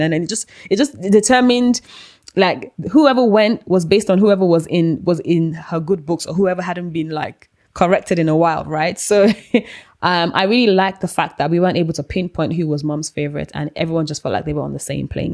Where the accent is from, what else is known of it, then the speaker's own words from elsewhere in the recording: Nigeria; now in United Kingdom; I grew up in Nigeria